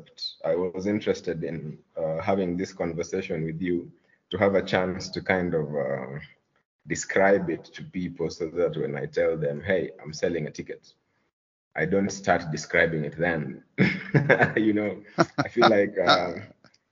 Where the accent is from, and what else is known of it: Luo, Kenya